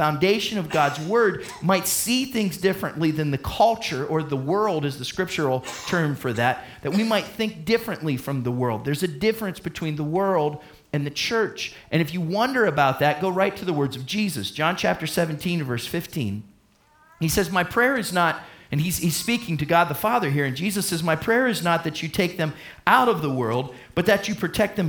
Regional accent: United States; my passport says I'm from the United States of America

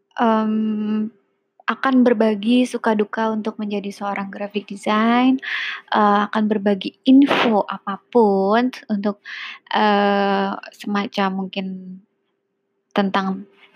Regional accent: Jakarta, Indonesia; gue lahir di Jakarta besar di Jakarta so uh, eh, gue menganggap diri gue orang Jakarta

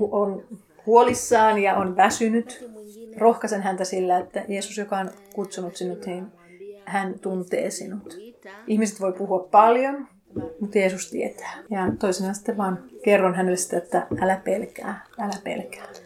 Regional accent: Tanzania; now in Finland; Mä en koe, että siinä olisi mitään ongelmaa, että mä tuun Tansaniasta ja te

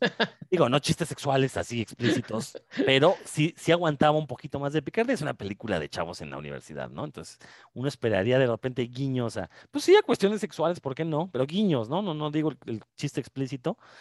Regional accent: Mexico; uno como mexicano

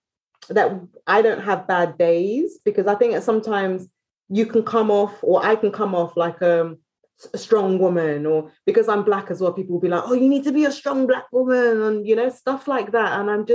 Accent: United Kingdom; You see, I'm British, isn't it? So we drink

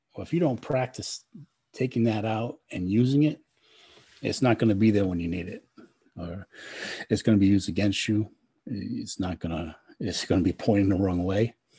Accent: Rhode Island, United States; moved away as an adult; I'm from Rhode Island and uh, I was born and raised there.

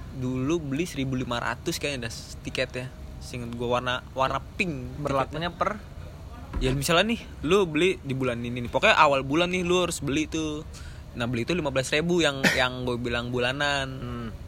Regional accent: Rempoa, Banten, Indonesia; gua tadinya di Rempoa gua kecil tuh di Rempoa dari gua dari gua kecil

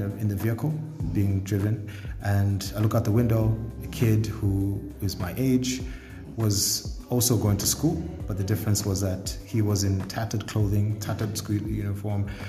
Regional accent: Lusaka, Lusaka Province, Zambia; also born or lived in Ndola, Zambia; I was born here in Lusaka, grew up in Indola during the time when my parents had split, and then, you know, went to Nsansa Primary School up until I was about 10

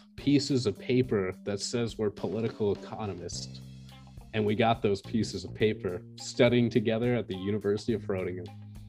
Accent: Florida, United States; I'm from the United States. I'm a Florida man.

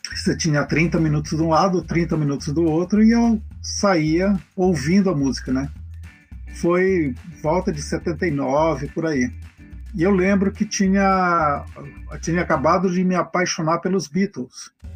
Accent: Belém, Pará, Brazil; now in Campinas, Brazil; eu sou de Belém, né, do Pará

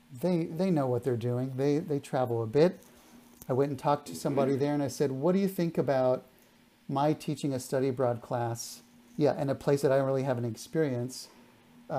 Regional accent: South Texas, United States; my hometown in South Texas

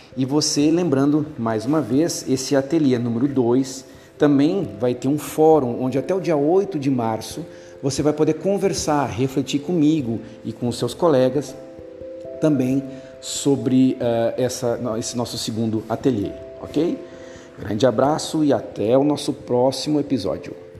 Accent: Porto Alegre, Rio Grande do Sul, Brazil; eu sou de Porto Alegre

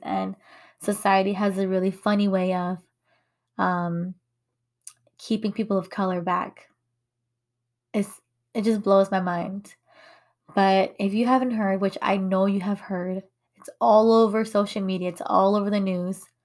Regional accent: United States; first language English; I was born and raised here in America. My first language is English.

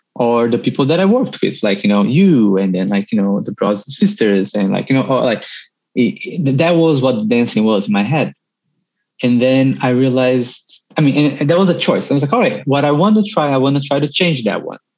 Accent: Brazil; moved away; experience growing up in Brazil

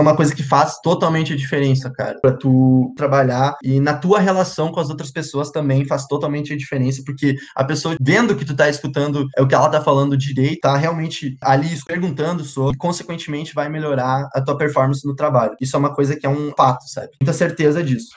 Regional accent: Santa Rosa, Rio Grande do Sul, Brazil; moved away as an adult; also born or lived in Santa Maria; now in Sapucaia do Sul, Brazil; sou natural de Santa Rosa

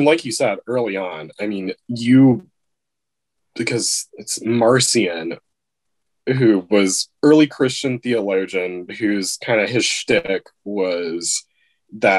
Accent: East Central Texas, United States; moved away as an adult; now in Wisconsin, United States; having grown up in the country in East Central Texas

